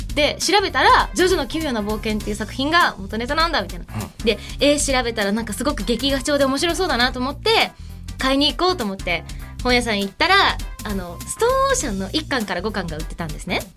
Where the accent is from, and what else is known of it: Japan; born or raised there; also born or lived in Egypt